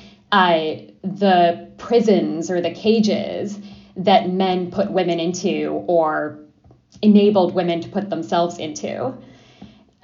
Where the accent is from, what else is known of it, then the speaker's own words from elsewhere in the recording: New York City, New York, United States; also born or lived in Adana, Turkey; I was four when we moved to Brooklyn, and I was very much raised with this